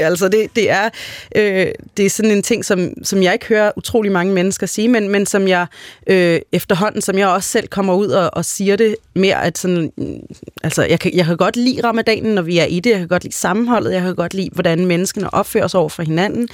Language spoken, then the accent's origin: Danish; Denmark; jeg er jo født og opvokset her i Danmark